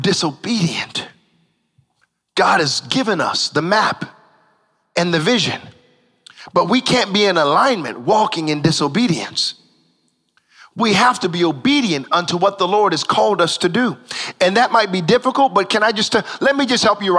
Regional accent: United States; I'm an American

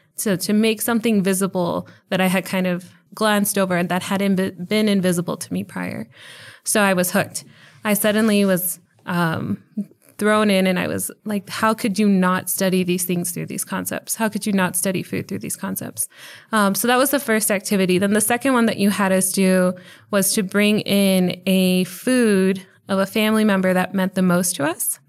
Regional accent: El Paso, Texas, United States; moved away as an adult; now in Charlotte, United States; I was born in El Paso, and I was, uh, fortunate enough to do all three of my degrees here at U T E P. Uh, so I was able to spend about thirty-one years here in El Paso

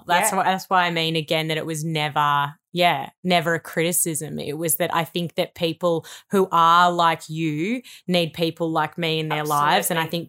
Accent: Melbourne, Victoria, Australia; Okay, so we both grew up in Victoria. I grew up in the Bayside area. So I lived in like Hampton, Sandringham and Brighton during my school years.

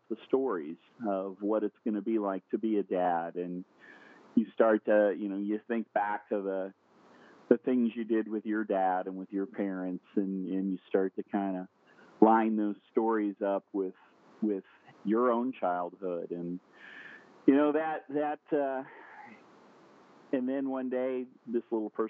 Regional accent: Indianapolis, Indiana, United States; I'm from Indianapolis, Indiana. I am born and raised in a small town on the north side

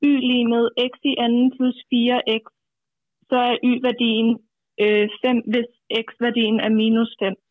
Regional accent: between Roskilde and Holbæk, Zealand, Denmark; Mellem Roskilde og Holbæk.

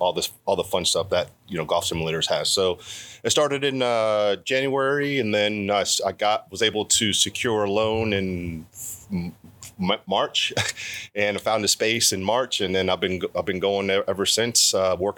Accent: Baltimore, Maryland, United States; I grew up in Baltimore City

